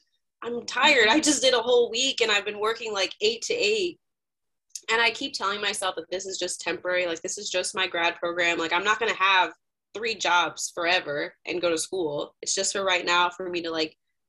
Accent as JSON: {"language": "English", "region": "Northwest Indiana", "country": "United States", "moved": "as an adult", "lives_now": "Indianapolis, United States", "said": "I'm originally from Northwest Indiana, so up by the region, the lake"}